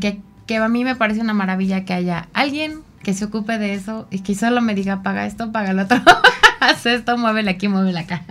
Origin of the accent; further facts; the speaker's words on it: Mexico; como mexicanos